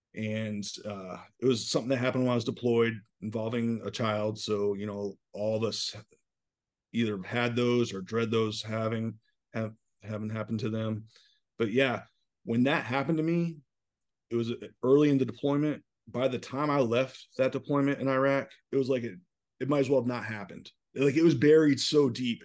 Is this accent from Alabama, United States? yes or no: no; Newport, Rhode Island, United States; moved away as an adult; also born or lived in upstate New York; I grew up right outside Newport, Rhode Island